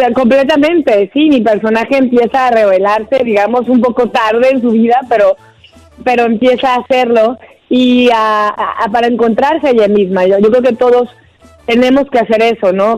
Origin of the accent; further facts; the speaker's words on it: Mexico; moved away as an adult; now in United States; es mi primera lengua y es este, digamos que yo empecé la carrera en México a los 17 años